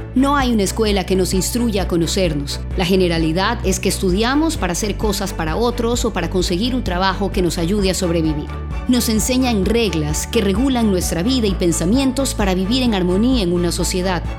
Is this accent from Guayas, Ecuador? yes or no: yes; Guayaquil, Guayas, Ecuador; soy guayaquileña